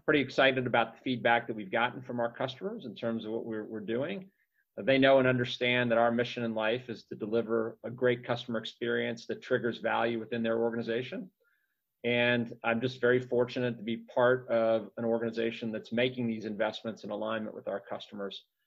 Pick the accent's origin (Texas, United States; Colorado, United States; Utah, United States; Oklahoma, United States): Texas, United States; now in Minneapolis, United States; I grew up in Texas